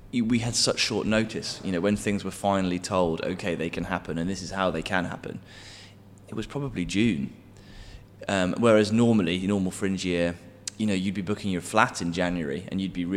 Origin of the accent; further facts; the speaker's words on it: West Midlands, United Kingdom; I'm from the West Midlands